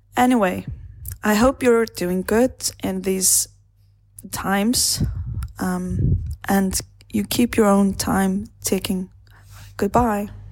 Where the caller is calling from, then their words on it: Iceland; I'm calling from Iceland.